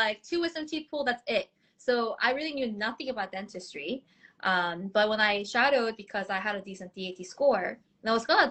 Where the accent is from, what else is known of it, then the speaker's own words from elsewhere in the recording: Boston, Massachusetts, United States; also born or lived in South Korea; now in New York City, United States; moved to the States when I was 12, grew up in Boston for 19 years